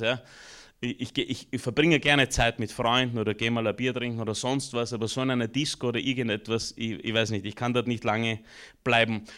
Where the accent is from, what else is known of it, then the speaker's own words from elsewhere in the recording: Austria; also born or lived in Romania; Ich bin geboren in Rumänien, war circa ein, eineinhalb, zwei Jahre alt als wir nach Österreich kamen